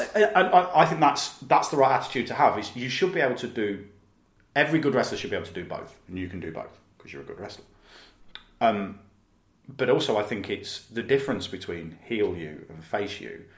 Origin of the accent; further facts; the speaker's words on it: Leicester, East Midlands, United Kingdom; I'm from Leicester